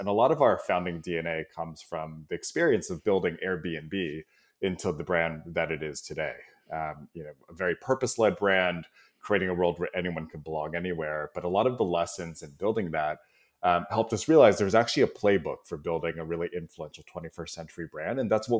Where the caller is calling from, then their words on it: San Francisco, California, United States; I'm in San Francisco Bay Area, so enjoying a nice 70-degree day here in the Bay Area.